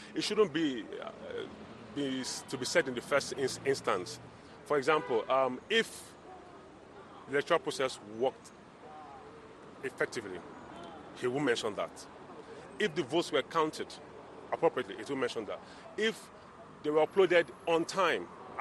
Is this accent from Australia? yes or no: no; Nigeria; as a Nigerian.